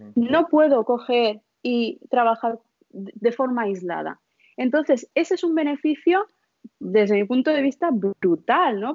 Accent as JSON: {"language": "Spanish", "country": "India", "tie": "born or raised there", "moved": "yes", "said": "Yo nací en la India, mis padres son de la India"}